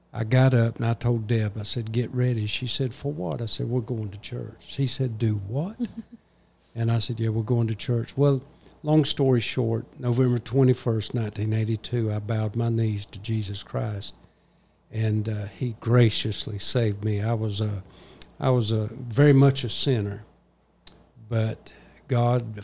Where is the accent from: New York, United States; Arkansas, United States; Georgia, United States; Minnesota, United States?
Georgia, United States; Waycross; also born or lived in Gainesville; to start a church in my hometown of Waycross